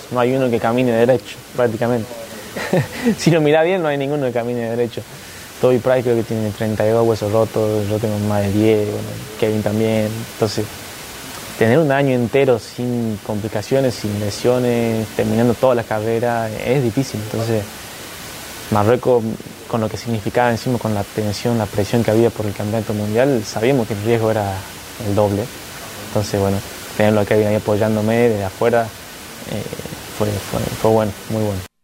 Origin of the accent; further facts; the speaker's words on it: Argentina; el primer argentino campeón del mundo